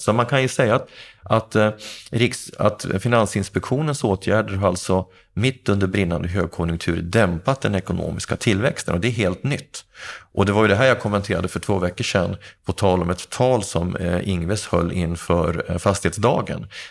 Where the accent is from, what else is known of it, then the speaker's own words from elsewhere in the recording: Gävle, Gävleborg County, Sweden; jag har bott i hyresrätt i hela min ungdom och, och jag har bott på, i, i två av Gävles eh, miljonprogramområden. Först Sätra och sen Andersberg